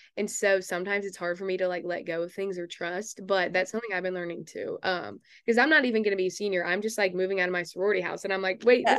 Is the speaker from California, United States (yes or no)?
no; Texas, United States; since I'm from Texas